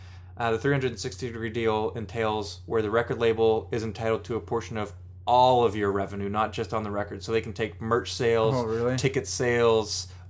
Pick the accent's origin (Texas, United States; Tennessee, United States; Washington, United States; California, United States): Washington, United States; Seattle; Yeah, I'm from Seattle. There's hella Honda Civics.